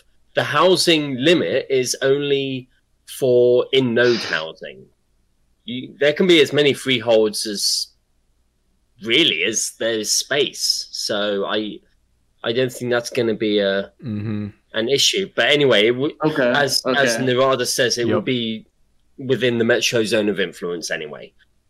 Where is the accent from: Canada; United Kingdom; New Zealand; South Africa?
South Africa; I'm South African, yes. I am clearly very South African.